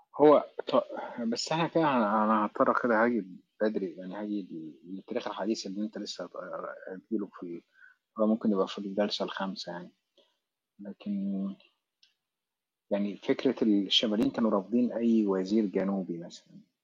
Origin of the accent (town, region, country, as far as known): Egypt